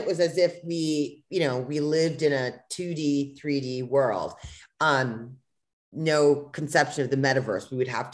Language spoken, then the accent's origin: English; United States; I'm American and I've lived it in America